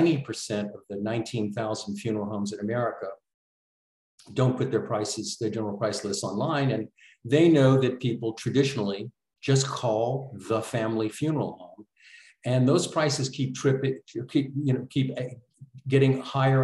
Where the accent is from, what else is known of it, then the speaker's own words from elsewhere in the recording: New Orleans, Louisiana, United States; I'm from New Orleans originally.